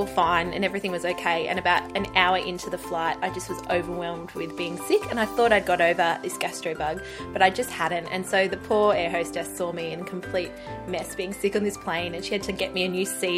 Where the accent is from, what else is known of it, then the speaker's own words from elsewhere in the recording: Gold Coast, Queensland, Australia; moved away as an adult; now in Perth, Australia; I grew up on the Gold Coast. We moved here when I was 3 years old